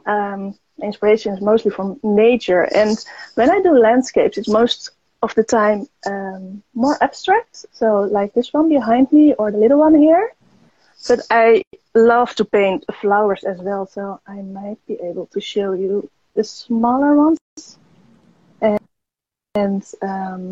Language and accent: English; Netherlands; I'm from the Netherlands